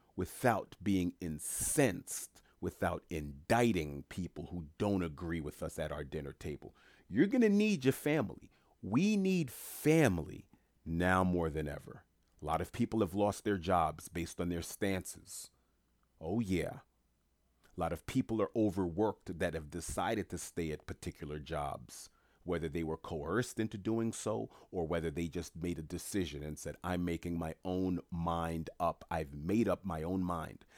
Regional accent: New York City, New York, United States; moved away; I'm from New York City originally

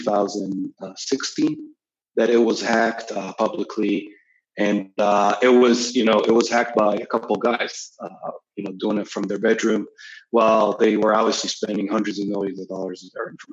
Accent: Israel; moved away as an adult; now in New York, United States; I'm originally from Israel. I've been living in New York for a few years now

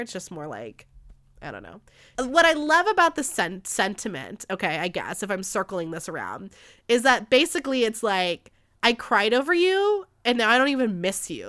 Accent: United States; As an American society

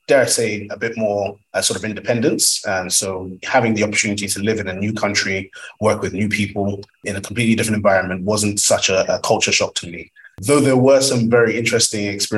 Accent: Nigeria; I'm Nigerian by origin

